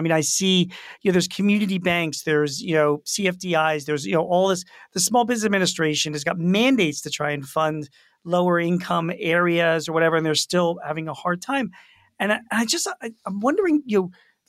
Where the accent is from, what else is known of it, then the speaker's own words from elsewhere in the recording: Philadelphia, Pennsylvania, United States; I grew up in Philadelphia